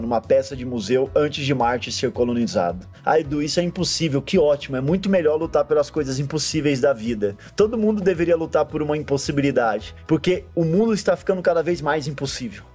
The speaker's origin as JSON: {"language": "Portuguese", "country": "Brazil"}